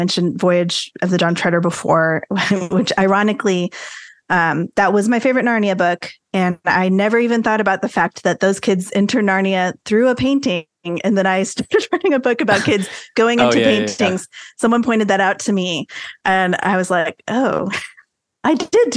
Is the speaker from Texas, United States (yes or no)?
yes; San Antonio, Texas, United States; also born or lived in Arlington, Texas; I grew up here in San Antonio, Texas, which is where I still live